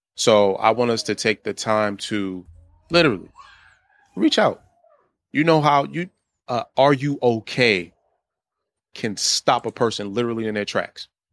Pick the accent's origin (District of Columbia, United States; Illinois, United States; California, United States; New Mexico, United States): District of Columbia, United States; Washington; moved away as an adult; now in Baltimore, United States; I was born and raised in D C